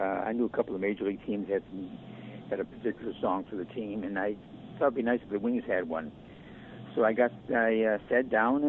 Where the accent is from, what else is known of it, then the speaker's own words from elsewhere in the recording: Syracuse, New York, United States; moved away as an adult; also born or lived in Las Vegas / Lake Tahoe / Los Angeles; now in Rochester, United States; I'm from Syracuse, New York, but spent 11 years on the road, mostly out in the West Coast, and then ended up here in Rochester, where my wife is from.